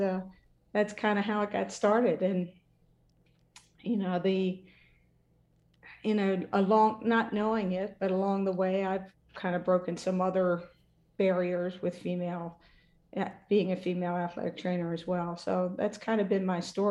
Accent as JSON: {"language": "English", "town": "Dundalk", "region": "Maryland", "country": "United States", "tie": "born or raised there", "said": "I grew up in Dundalk, Maryland"}